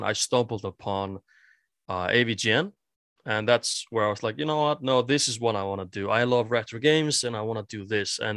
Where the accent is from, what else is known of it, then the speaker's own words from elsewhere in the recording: Iceland; first language Icelandic; English is a second language; I'm from Iceland